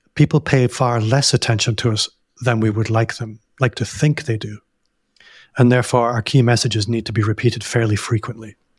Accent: Hong Kong; moved away; I grew up in Hong Kong

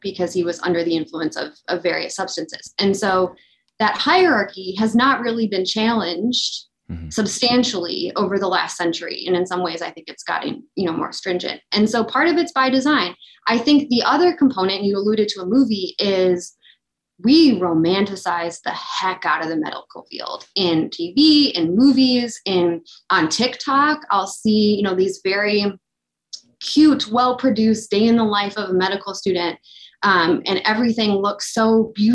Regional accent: Illinois, United States; I am from Illinois

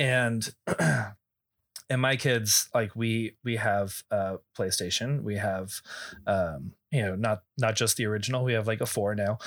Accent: Texas, United States; I grew up in Texas

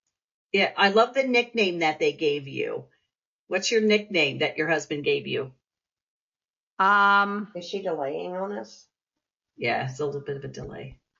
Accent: Central Texas, United States; from Central Texas.

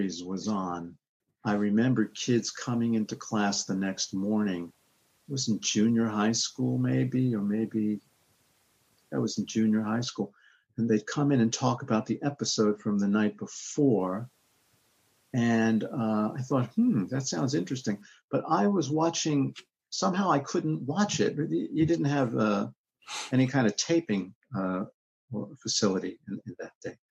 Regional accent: New York City, New York, United States; also born or lived in Bronx, New York; I was born in the Bronx. I moved to Queens when I was 3 years old. And I was in Queens until I went to college when I was about 17

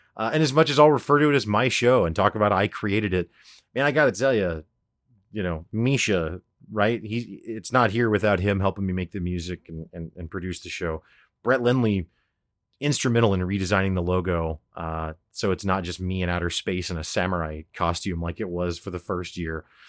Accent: Springfield, Missouri, United States; I'm a guy from Springfield, Missouri that's never traveled

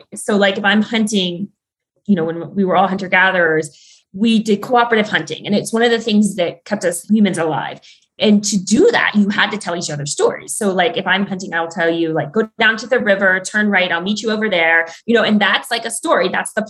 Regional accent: Ireland; Like I'm Irish in the stories in Ireland are almost like so similar to the stories in the Arctic.

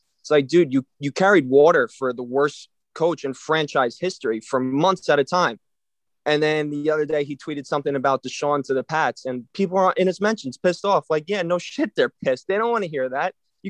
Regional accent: Long Island, New York, United States; I'm from Long Island.

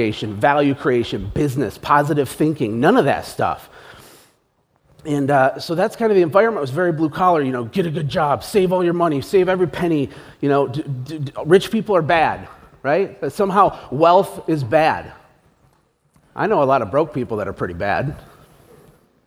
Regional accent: Flint, Michigan, United States; I was born in Flint, Michigan.

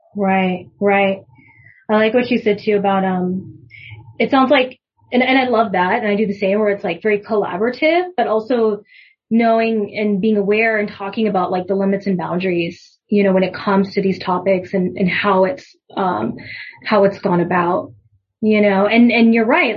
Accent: United States; I'm Japanese American

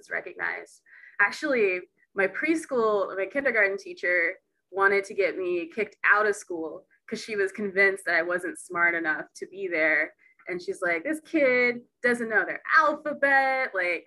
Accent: Texas, United States; now in Seattle, United States; I'm originally from Texas

